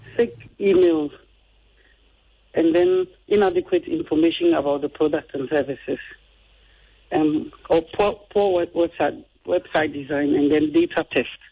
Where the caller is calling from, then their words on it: Madina, Greater Accra, Ghana; calling from Medina.